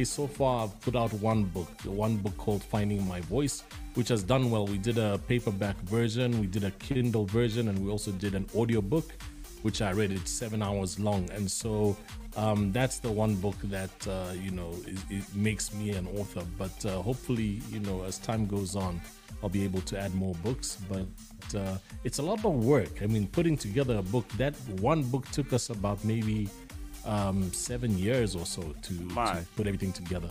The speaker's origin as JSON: {"language": "English", "country": "Zambia", "moved": "as an adult", "lives_now": "Johannesburg, South Africa", "said": "I'm based in Johannesburg, South Africa. I'm originally from Zambia"}